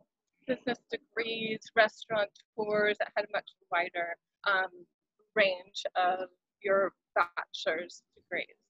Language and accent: English; Central Valley, California, United States; now in Hawaii, United States; growing up in California. I grew up in Central Valley